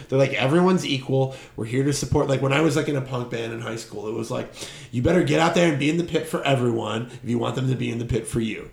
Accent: Detroit, Michigan, United States; now in Chicago, United States; I'm from Detroit, like where they didn't come and go. Like Detroit mm. just got more abandoned throughout my childhood

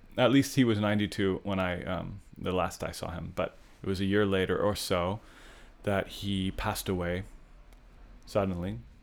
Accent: San Luis Obispo, California, United States; As a young person growing up in San Luis Obispo

